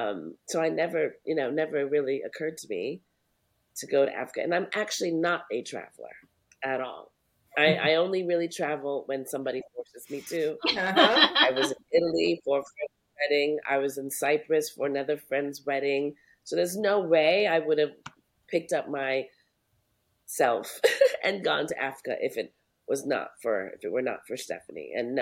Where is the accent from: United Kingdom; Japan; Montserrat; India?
Montserrat; because I'm from Montserrat, I think I really have a sense of Montserrat being my homeland